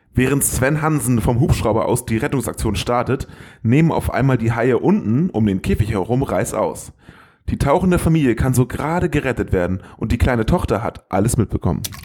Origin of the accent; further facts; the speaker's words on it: the North, Northern Germany, Germany; wir kommen aus dem Norden, da sagt man Moin